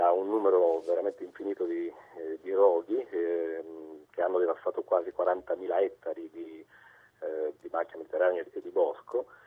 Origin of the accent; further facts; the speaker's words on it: Cosenza, Calabria, Italy; also born or lived in Tuscany; now in Province of Arezzo, Italy; io sono calabrese, sono nato a Cosenza, ma vivo in Toscana da, da 25 anni però eh, chiaramente mi è rimasta nel sangue l'attaccamento alla mia terra